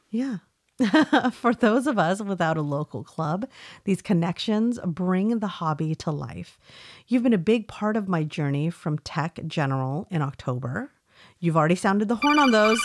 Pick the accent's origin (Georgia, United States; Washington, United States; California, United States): California, United States; we didn't have anything like that in California